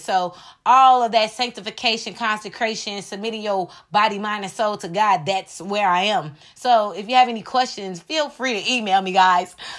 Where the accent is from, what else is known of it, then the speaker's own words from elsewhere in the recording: United States; as American people